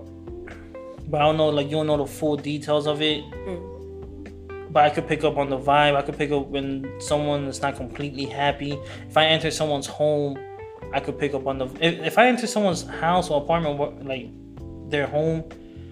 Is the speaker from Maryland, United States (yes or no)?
no; Raleigh, North Carolina, United States; also born or lived in Queens, New York / California / Orlando / Miami; I was born in Queens, raised out here in Raleigh, North Carolina.